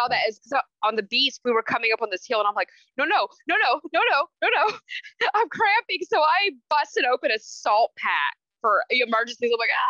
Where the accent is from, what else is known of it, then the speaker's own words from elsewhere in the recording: Memphis, Tennessee, United States; I'm native to humidity. I'm from Memphis, Tennessee.